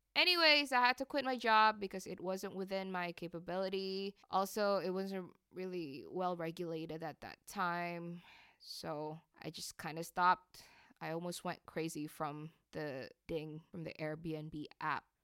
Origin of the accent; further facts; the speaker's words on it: Jakarta, Indonesia; moved away as an adult; also born or lived in New York; I grew up in Jakarta.